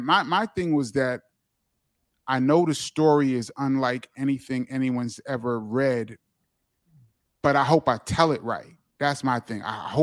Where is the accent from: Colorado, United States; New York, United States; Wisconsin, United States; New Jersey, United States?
New York, United States; I go into a lot of detail about what it was like growing up in New York for kids like us, and to see hip hop, to live on Kool Herc's block when hip hop is created.